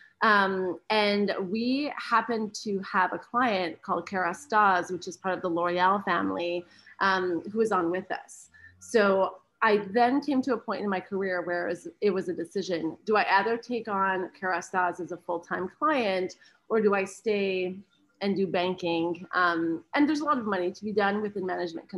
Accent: Canada; moved away as an adult; now in United States; I'm Canadian

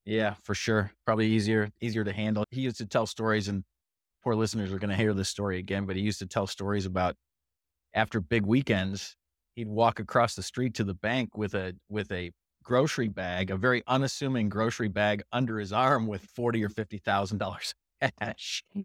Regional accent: Michigan, United States; I grew up in Michigan

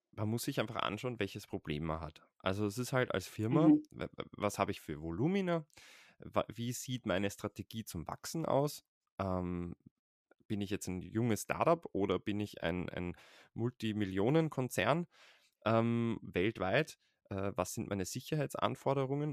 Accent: Vienna, Austria; Ich bin in, lebe in Wien und bin aus Wien

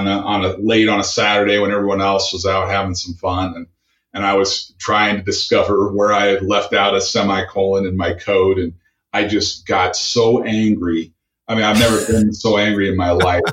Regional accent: the Northwest, Pacific Northwest, United States; I grew up in the Northwest. My father was a Microsoft employee.

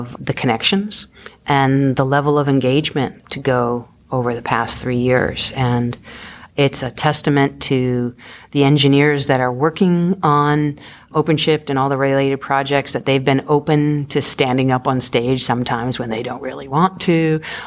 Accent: Boston, Massachusetts, United States; I'm originally hail from Boston

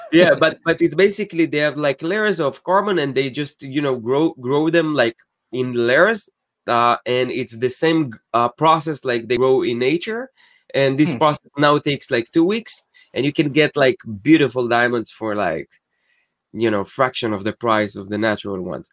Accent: Israel; moved away as an adult; also born or lived in New Jersey; now in United States; I'm originally from Israel. I moved to the States eight years ago.

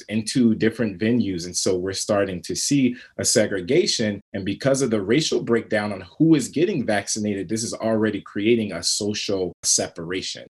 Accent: Chicago, Illinois, United States; I'm from the South Side of Chicago.

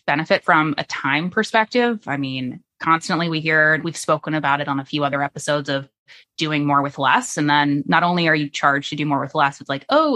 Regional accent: Florida, United States; now in Virginia, United States; So I grew up in Florida

